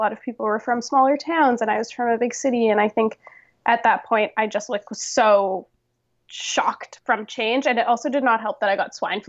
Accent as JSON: {"language": "English", "town": "Toronto", "region": "Ontario", "country": "Canada", "tie": "born or raised there", "said": "So I came from Toronto. I grew up in Toronto, and I went for my first year of university to McMaster."}